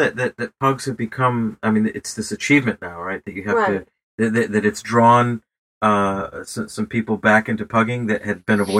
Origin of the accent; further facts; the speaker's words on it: New York, United States; I am from Western New York.